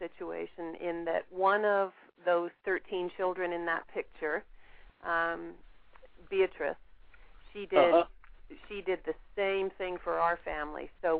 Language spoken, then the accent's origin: English; England, United Kingdom; now in Canada; I'm originally from England